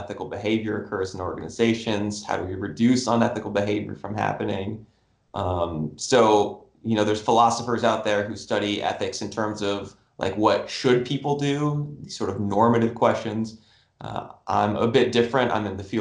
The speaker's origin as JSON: {"language": "English", "town": "Tucson", "region": "Arizona", "country": "United States", "tie": "born or raised there", "said": "I grew up down in Tucson where the University of Arizona is"}